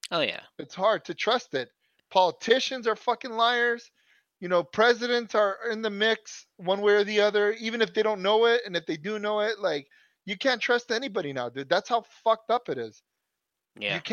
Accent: United States; I'll gladly put the American flag up. I don't give a fuck. I'm as American as as I can get.

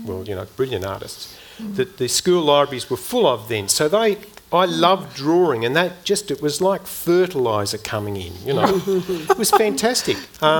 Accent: Bairnsdale, Victoria, Australia; I grew up in Bairnsdale in country Victoria

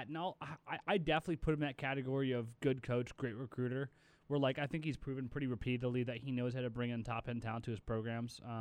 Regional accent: Portland, Oregon, United States; moved away as an adult; also born or lived in Hawaii; I was born and raised in Portland

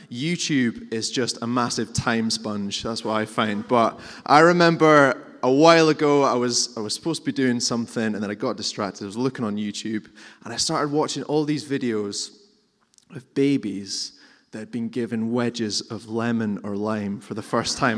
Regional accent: Scotland, United Kingdom; we're, we're Scottish and we're reserved

